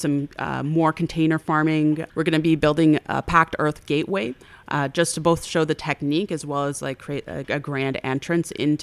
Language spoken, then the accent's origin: English; Toronto, Ontario, Canada; I now live in Parkdale. But I grew up in the Roncesvalles area